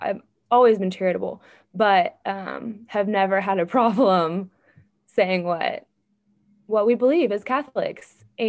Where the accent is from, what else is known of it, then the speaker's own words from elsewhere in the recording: Fort Worth, Texas, United States; I do love Texas. I love Jesus more, but I love Texas. No, I was born and raised here in the Fort Worth area. I grew up a coach's kid. Football in Texas is a religion of its own